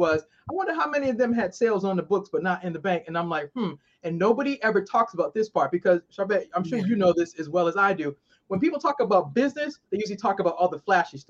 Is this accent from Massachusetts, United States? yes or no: yes; Boston, Massachusetts, United States; now in Maryland, United States